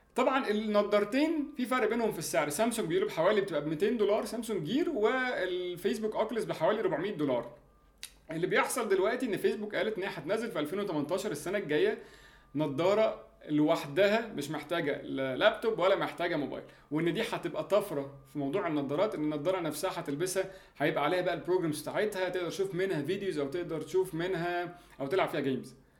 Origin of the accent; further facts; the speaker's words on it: Egypt; عندنا في مصر